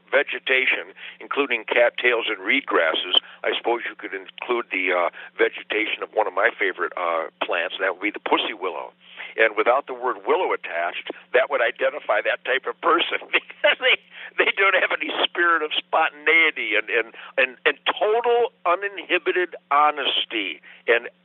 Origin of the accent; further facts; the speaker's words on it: Detroit, Michigan, United States; I was born in Detroit in 1948